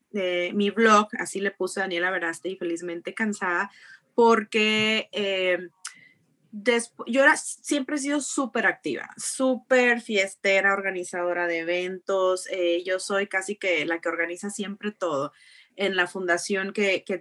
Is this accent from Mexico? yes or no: yes; Jicotencal, Tamaulipas, Mexico; Eh, ya soy de Jicotenca, Tamaulipas, de un pueblito muy chiquito que está allá en, el sur de Tamaulipas.